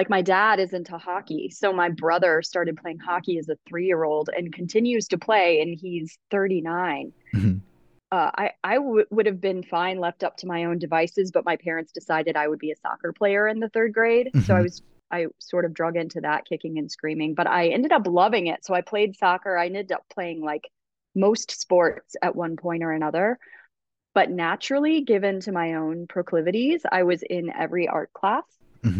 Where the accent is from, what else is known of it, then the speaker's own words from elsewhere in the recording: Rockford, Illinois, United States; also born or lived in Georgia / Buffalo; But we moved around a bunch when I was a kid. So we kind of came gradually north. I did live in Buffalo for a minute. Then when I was 9, we settled in Rockford, Illinois